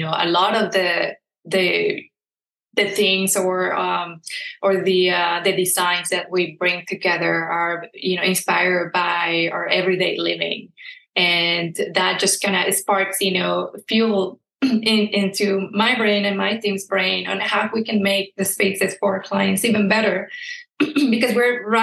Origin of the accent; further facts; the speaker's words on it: southern Mexico, Mexico; English is a second language; moved away; I'm from Mexico and southern Mexico